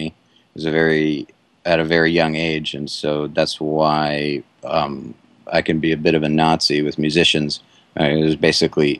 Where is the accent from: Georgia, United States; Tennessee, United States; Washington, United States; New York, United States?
Georgia, United States; Atlanta; moved away as an adult; also born or lived in Cleveland, Ohio / Boston; now in Sanford, United States; growing up in Cleveland, but then the rest of the way was in Atlanta